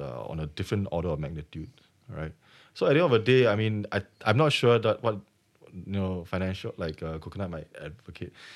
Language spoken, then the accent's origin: English; Singapore; I'm Singaporean